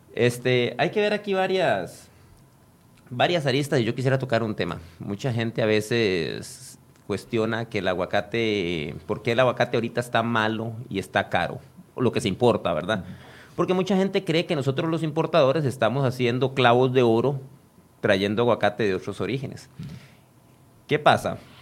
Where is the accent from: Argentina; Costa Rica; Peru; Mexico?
Costa Rica; yo soy tico y soy más tico que muchos de los que andan con el chonete ahí puestos